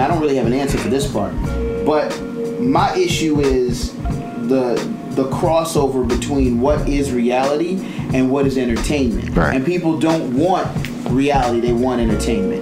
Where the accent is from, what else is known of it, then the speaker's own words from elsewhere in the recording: Prince George's County, Maryland, United States; moved away; I'm originally from Prince George's County